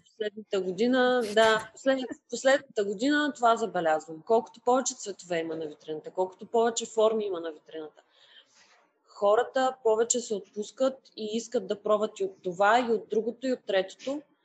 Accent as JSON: {"language": "Bulgarian", "town": "Sliven", "region": "Sliven Province", "country": "Bulgaria", "tie": "born or raised there", "also_born_or_lived": "Varna", "moved": "as an adult", "lives_now": "Sofia, Bulgaria", "said": "аз съм родена и израснала в а, Сливен"}